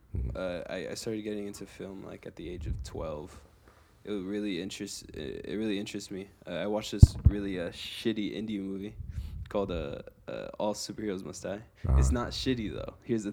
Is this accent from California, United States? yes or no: yes; Los Angeles, California, United States; I am from the eastern area of Los Angeles, so like San Gabriel Valley.